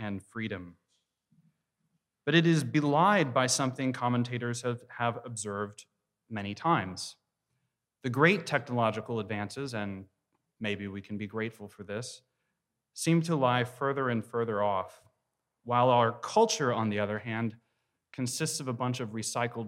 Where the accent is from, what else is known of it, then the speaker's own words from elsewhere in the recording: Texas, United States; I'm from Texas